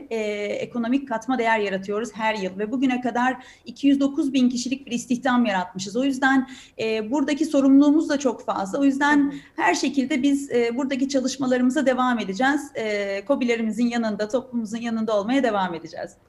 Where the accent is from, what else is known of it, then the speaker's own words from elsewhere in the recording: Turkey; ben bir Türk olarak, bir mühendis olarak, bir teknoloji şirketi çalışanı olarak çok inanıyorum